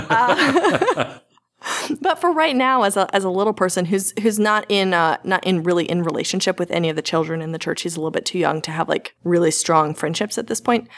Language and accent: English; the Bible Belt, United States; I grew up in the Bible Belt